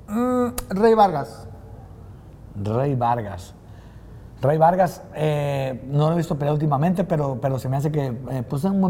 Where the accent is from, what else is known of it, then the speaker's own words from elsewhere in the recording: Mexico; Pero yo como, yo como mexicano no quisiera que se diera porque los dos los aprecio